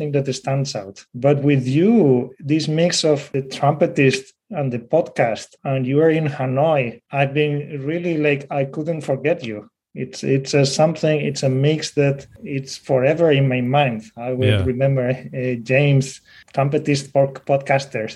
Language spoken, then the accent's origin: English; Spain; with that accent. I'm from Spain